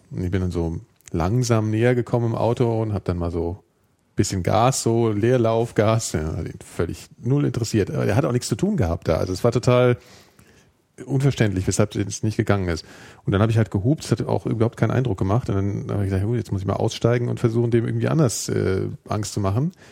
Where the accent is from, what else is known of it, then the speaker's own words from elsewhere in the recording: Frankfurt, Hesse, Germany; in Frankfurter U-Bahn haben sie alle C&A-Anzüge an, ja, da wo ich herkomme